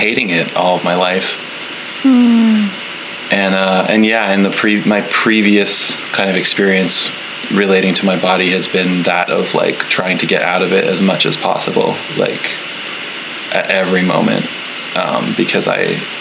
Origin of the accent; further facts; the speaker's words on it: Canada; moved away as an adult; now in Nova Scotia, Canada; I live in very rural Nova Scotia, Canada, but I'm from the other coast.